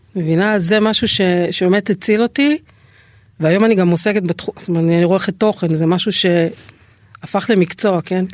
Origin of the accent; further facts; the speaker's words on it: the Krayot, Haifa District, Israel; אז אני גדלתי בבית של אה, שני הורים מורים, אקדמאים, אה, אימא סגנית מנהלת בית ספר, אה. מאוד מוערכת, מאוד מצליחה. אבא שלי תואר שני בחינוך, היה גם מועמד למועצת העיר, גרנו בקריות